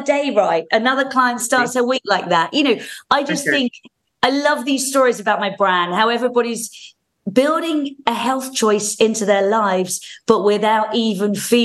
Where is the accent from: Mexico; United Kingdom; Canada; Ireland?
United Kingdom; also born or lived in Winchester, England; I'm a Brit